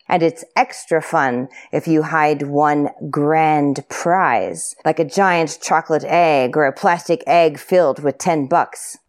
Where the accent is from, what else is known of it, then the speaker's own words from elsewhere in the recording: United States; moved away as an adult; now in Czech Republic; I'm American, but I have lived in the Czech Republic for the last ten years.